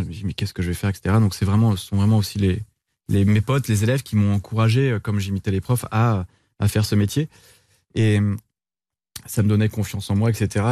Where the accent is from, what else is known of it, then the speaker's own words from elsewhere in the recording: Brittany, France; Je suis un breton